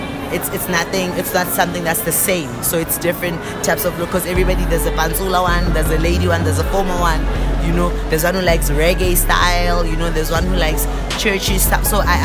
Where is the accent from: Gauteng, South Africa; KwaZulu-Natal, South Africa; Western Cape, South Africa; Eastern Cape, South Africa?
Gauteng, South Africa; Springs; I'm from Guatemala, the East End, so it's a hood for Springs.